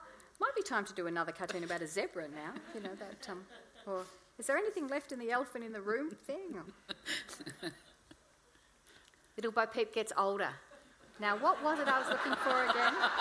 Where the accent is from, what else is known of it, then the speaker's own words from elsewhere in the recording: Melbourne, Victoria, Australia; I'm from Melbourne